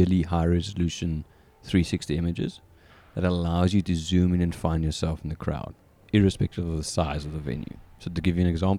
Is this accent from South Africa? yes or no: yes; South Africa; accent: South African; moved away as an adult; now in St. Louis, United States; growing up in South Africa